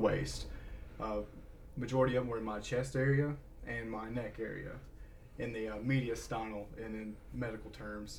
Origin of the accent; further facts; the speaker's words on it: Englewood, Tennessee, United States; now in Chattanooga, United States; I'm from Englewood, Tennessee, in McMinn County, same as Daniel